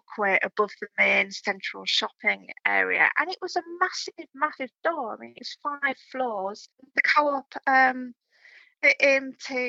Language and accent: English; Hull, Yorkshire and the Humber, United Kingdom; me growing up in Hull